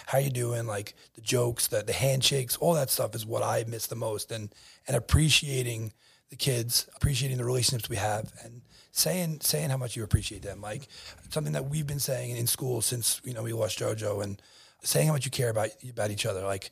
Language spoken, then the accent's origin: English; Bellmore, New York, United States; I grew up in Belmore, went to Grand Avenue Middle School